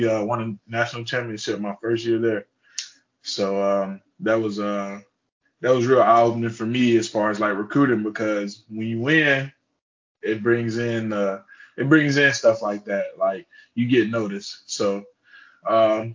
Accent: Charlotte, North Carolina, United States; moved away as an adult; also born or lived in Fort Mill, South Carolina / Kansas; now in Gainesville, United States; I'm from Charlotte, North Carolina. I went to high school in Fort Mill, South Carolina.

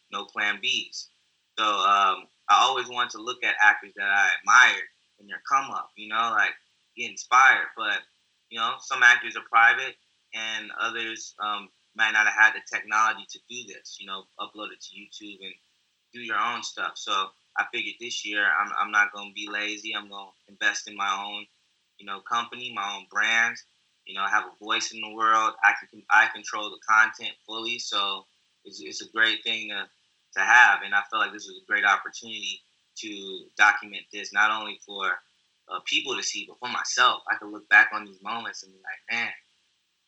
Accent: Texas, United States; I grew up in Texas

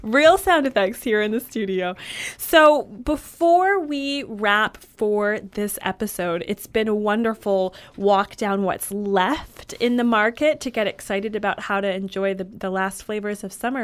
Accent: Michigan, United States; I grew up in Michigan

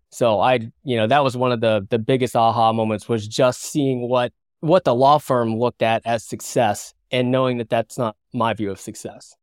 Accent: West Virginia, United States; now in San Diego, United States; I'm from West Virginia, live in San Diego now, but, you know, I grew up in a blue collar background

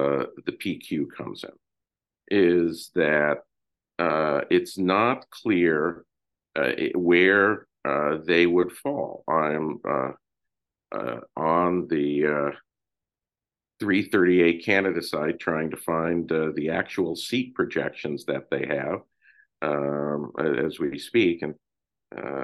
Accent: United States; as an American

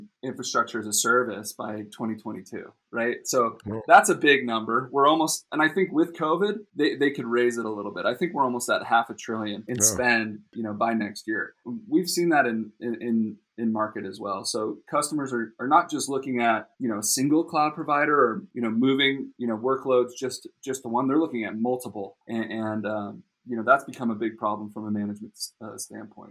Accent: Costa Mesa, California, United States; born and raised in Orange County in Newport, Costa Mesa area

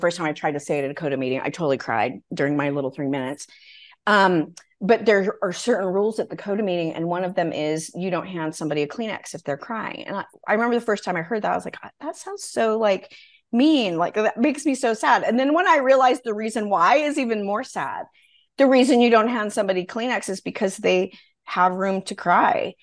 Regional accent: Wyoming, United States; I grew up in Wyoming, which was the first state to allow women to vote.

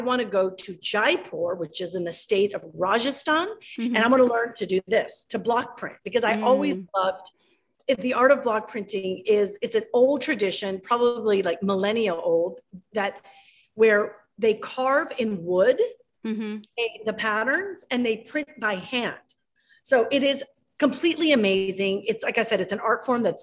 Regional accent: Ecuador; moved away; I'm from Ecuador

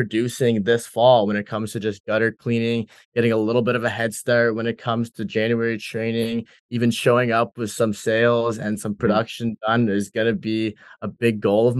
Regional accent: Summerside, Prince Edward Island, Canada; my hometown a little more, Summerside

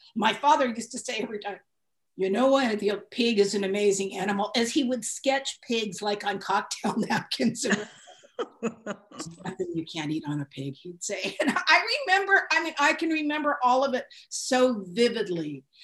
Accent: San Francisco, California, United States; I grew up in San Francisco

